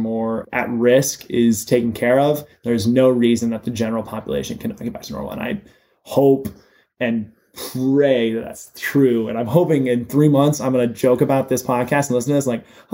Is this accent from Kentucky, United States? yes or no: yes; Louisville, Kentucky, United States; I am born and raised in Louisville, Kentucky